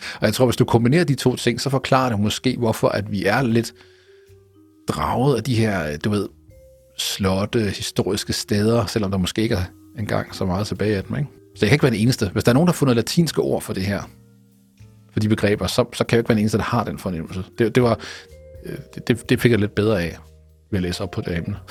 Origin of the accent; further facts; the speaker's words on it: Jutland, Denmark; now in Copenhagen, Denmark; for mig som jyde, der bor i København